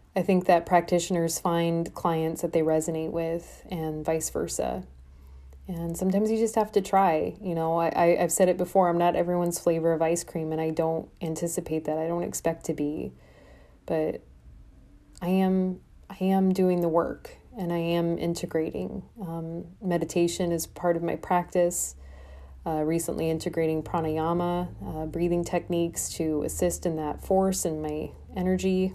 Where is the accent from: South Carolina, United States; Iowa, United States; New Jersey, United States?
Iowa, United States; Des Moines; moved away as an adult; also born or lived in Brooklyn, New York; now in Des Moines, United States; I'm from Iowa. from the Midwest. I'm corn fed, you know, raised on the plains.